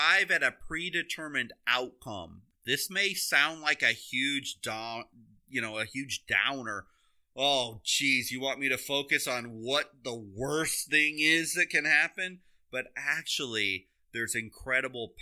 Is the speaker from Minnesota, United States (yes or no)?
no; Iowa, United States; I grew up in Iowa.